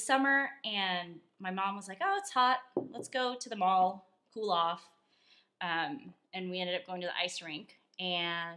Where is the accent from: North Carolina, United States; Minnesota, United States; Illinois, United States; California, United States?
California, United States; San Jose; now in McKinney, United States; I was born and raised out in San Jose in California